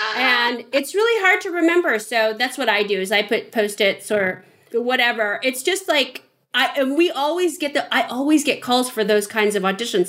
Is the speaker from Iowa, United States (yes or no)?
no; San Francisco, California, United States; moved away; I came from San Francisco